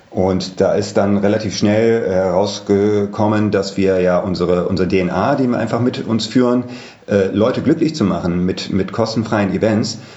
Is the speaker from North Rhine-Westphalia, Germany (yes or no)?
yes; Düsseldorf, North Rhine-Westphalia, Germany; born there; ich bin 43 Jahre alt, äh, gebürtig aus Düsseldorf, auch hier in Düsseldorf wohnt